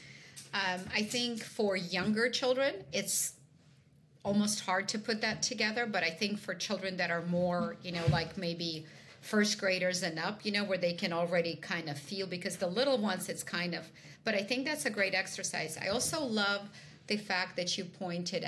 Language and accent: English; Ukraine; moved away; I am originally from Ukraine